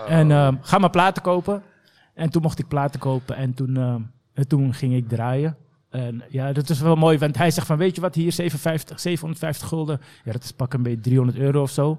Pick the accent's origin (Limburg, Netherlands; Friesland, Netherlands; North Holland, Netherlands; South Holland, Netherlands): North Holland, Netherlands; Amsterdam; also born or lived in The Hague; ik heb zeg maar een groot gedeelte van mijn jeugd doorgebracht in Bosselomer tot mijn negentiende, of achttiende eigenlijk.